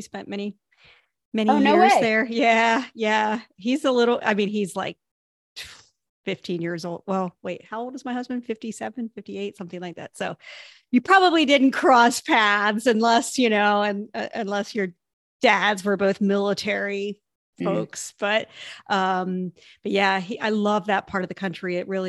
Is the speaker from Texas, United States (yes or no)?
no; Ohio, United States; because I grew up in Ohio, which we get winter